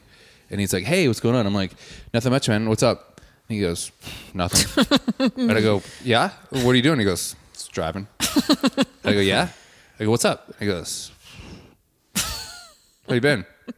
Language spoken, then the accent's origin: English; Wauwatosa, Wisconsin, United States; moved away; you went to high school in Milwaukee? And I was like, yeah, man. Everybody knows that. I mean, I guess it's Wauwatosa technically.